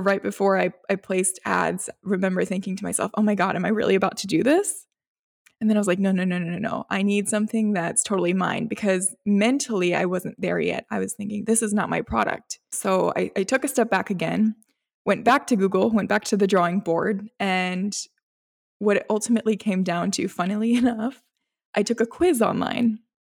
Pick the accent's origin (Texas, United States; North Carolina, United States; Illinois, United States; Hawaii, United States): North Carolina, United States; also born or lived in Gujarat, India; I moved here when I was, I believe it was a week old. So I don't know, I feel like I have the rights to say I'm also from here